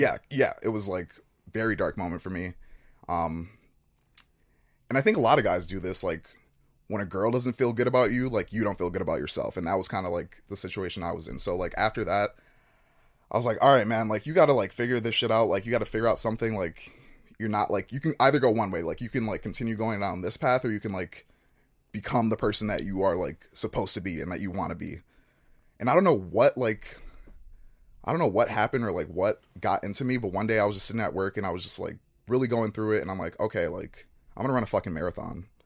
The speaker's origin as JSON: {"language": "English", "town": "Chicago", "region": "Illinois", "country": "United States", "tie": "born or raised there", "also_born_or_lived": "Nigeria", "moved": "as an adult", "said": "moved to Chicago when I was one. Um, grew up in Chicago, spent 18 years there"}